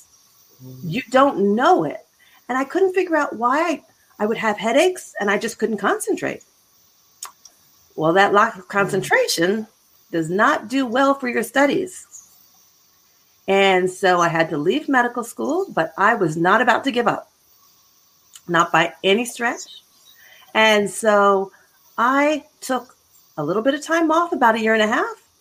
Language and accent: English; Philadelphia, Pennsylvania, United States; moved away as an adult; also born or lived in Boston / Chicago / Florida; now in Abilene, United States; I am originally from Philadelphia.